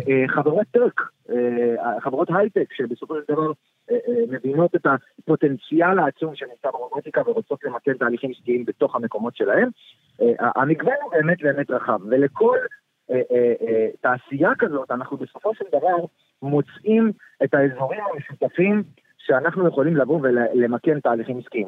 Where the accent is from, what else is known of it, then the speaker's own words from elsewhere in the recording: Ramat Gan, Tel Aviv District, Israel; אני כיום גר בתל אביב, גדלתי ברמת גן